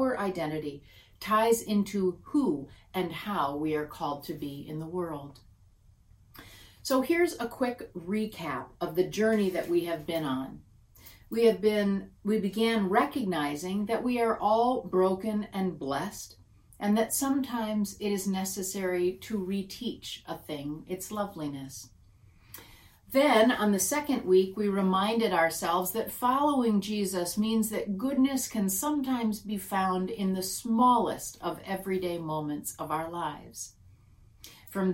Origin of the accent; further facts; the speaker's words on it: Michigan, United States; I grew up in Michigan